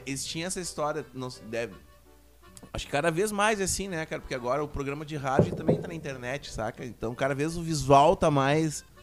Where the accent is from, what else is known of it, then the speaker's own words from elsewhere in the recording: Uruguaiana, Rio Grande do Sul, Brazil; moved away; Nós viemos de Uruguaiana, tanto eu quanto o …